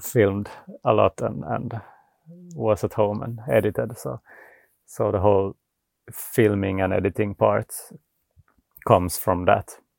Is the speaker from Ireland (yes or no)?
no; Vaasa, Ostrobothnia, Finland; now in Sweden; I'm from Finland originally. So I, I grew up in Vasa